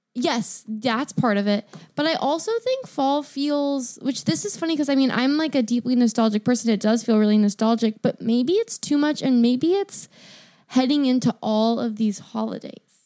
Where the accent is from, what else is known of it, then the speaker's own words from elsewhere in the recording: Sacramento, California, United States; now in Seattle, United States; I grew up in Sacramento